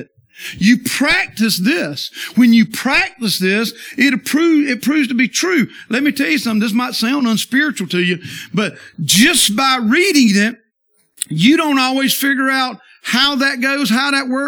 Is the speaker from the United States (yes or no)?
yes; the South, United States; I'm from the South